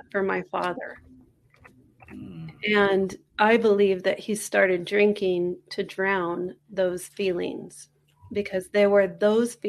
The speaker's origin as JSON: {"language": "English", "town": "San Francisco", "region": "California", "country": "United States", "tie": "born or raised there", "also_born_or_lived": "England", "moved": "yes", "lives_now": "Taos, United States", "said": "I'm originally from Northern California."}